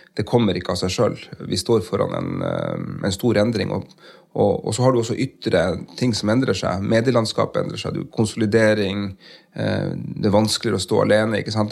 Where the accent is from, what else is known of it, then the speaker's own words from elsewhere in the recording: Porsanger, Finnmark, Norway; accent: Finnmark dialect; moved away as an adult; also born or lived in Karasjok; now in Tromsø, Norway; jeg vokste opp i, i Karasjok og i uh, Porsanger